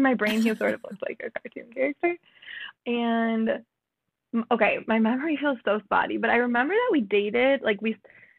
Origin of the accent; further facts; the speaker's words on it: Minnesota, United States; So I am from Minnesota. I grew up in a suburb of the Twin Cities